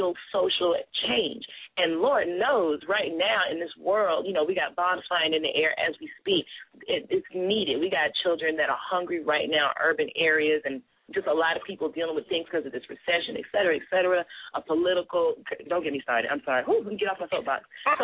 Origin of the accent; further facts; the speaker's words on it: Columbia, South Carolina, United States; I'm from Columbia, South Carolina. You know, I'm a Southern girl, a country girl